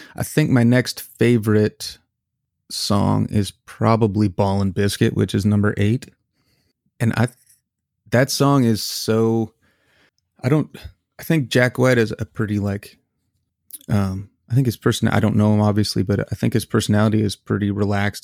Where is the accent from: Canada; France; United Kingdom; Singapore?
Canada; now in United States; I am a Canadian citizen